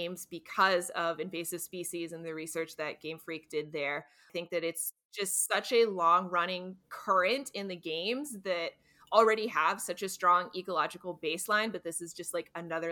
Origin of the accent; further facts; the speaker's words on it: North Carolina, United States; I grew up in North Carolina near the Appalachian Mountains